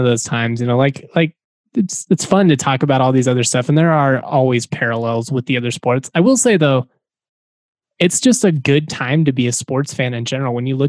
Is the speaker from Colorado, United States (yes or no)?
yes; Colorado, United States; I grew up in Colorado.